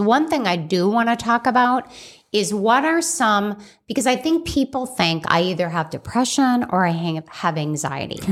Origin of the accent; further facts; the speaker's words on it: Scottsdale, Arizona, United States; also born or lived in Chicago, Illinois; I grew up in Scottsdale, Arizona, after Chicago, Illinois